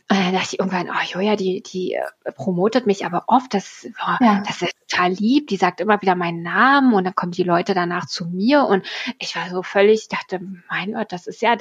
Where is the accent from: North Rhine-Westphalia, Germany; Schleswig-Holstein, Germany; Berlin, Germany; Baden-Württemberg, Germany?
Berlin, Germany; Du bist ja aus ja. Hamburg, ich bin aus Berlin.